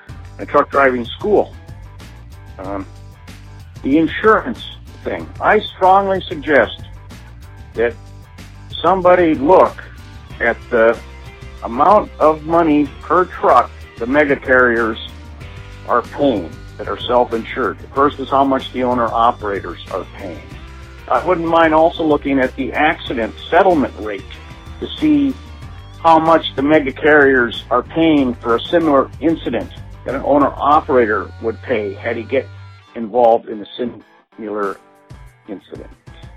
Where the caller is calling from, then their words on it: Juneau, Alaska, United States; I'm calling from Juneau, Alaska.